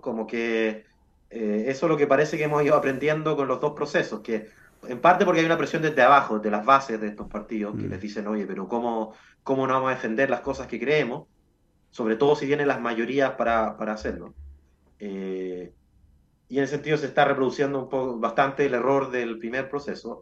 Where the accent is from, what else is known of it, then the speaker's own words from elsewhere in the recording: Chile; los que somos chilenos